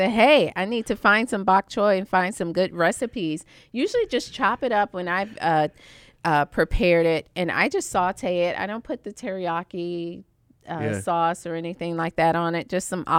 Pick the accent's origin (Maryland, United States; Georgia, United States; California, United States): Georgia, United States; Savannah; I'm from Savannah, Georgia.